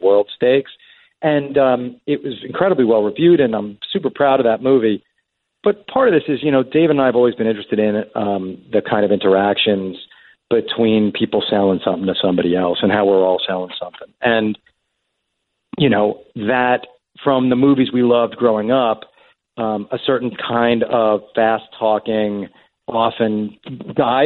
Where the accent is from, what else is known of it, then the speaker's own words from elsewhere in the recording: Long Island, New York, United States; we grew up out on Long Island